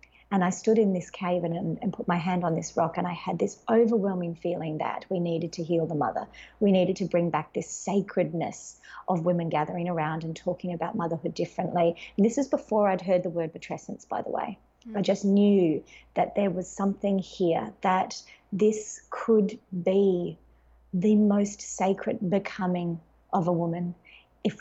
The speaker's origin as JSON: {"language": "English", "country": "Australia", "said": "I'm Australian"}